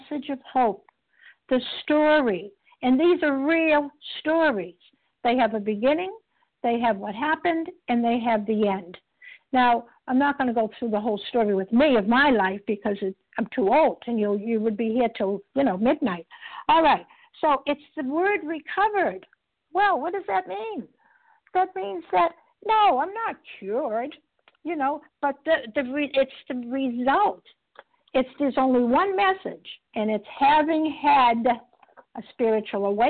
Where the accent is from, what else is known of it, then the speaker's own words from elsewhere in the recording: Boston, Massachusetts, United States; I'm recovered from Boston, Massachusetts, and we tend to talk a little fast